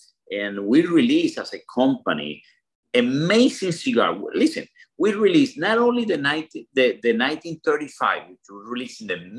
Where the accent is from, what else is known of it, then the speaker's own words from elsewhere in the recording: Cuba; moved away; what I learned, Will and Bear, is that, you know, I came from Cuba in a boat.